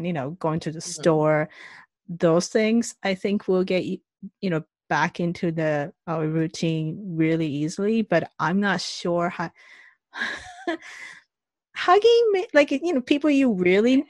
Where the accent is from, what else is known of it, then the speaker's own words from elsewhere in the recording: Nagasaki, Japan; English is a second language; now in British Columbia, Canada; I'm from Nagasaki, but. I haven't like spent time there for like over 20 years